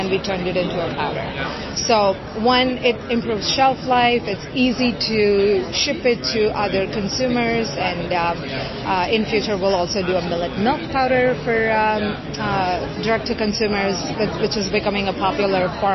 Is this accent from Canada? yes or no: no; India; moved away; I grew up in India and experienced the struggles around poverty